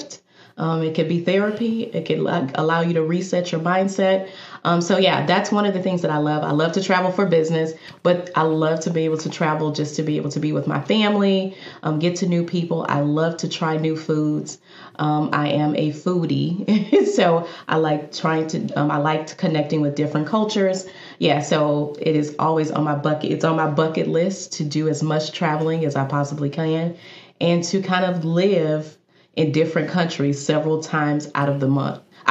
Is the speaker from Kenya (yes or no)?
no; Houston, Texas, United States; I am born and raised in Houston, Texas